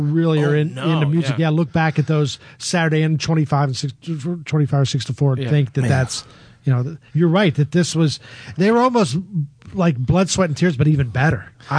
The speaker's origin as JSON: {"language": "English", "town": "Pittsburgh", "region": "Pennsylvania", "country": "United States", "tie": "born or raised there", "moved": "yes", "said": "I grew up in Pittsburgh."}